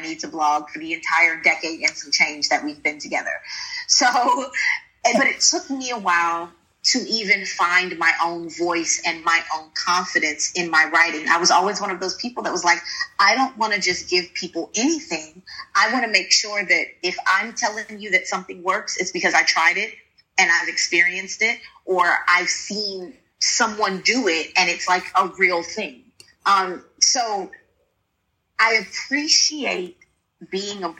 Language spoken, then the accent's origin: English; Sumter, South Carolina, United States; moved away as an adult; also born or lived in Houston, Texas; now in Qatar; I'm a country girl. I grew up in Sumter, South Carolina.